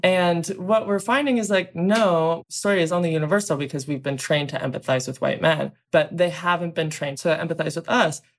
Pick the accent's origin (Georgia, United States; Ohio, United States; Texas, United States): Ohio, United States; Southern; I grew up in Southern Ohio